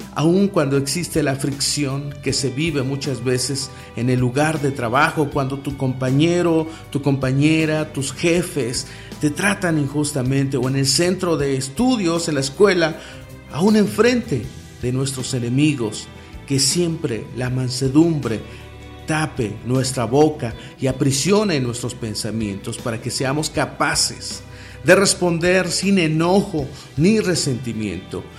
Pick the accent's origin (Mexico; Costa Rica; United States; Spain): Mexico; En mi país, aquí en México